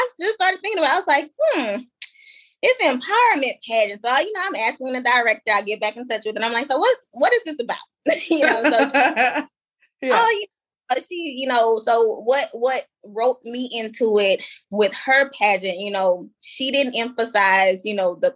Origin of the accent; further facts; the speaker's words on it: Baton Rouge, Louisiana, United States; a pageant director in my hometown of Baton Rouge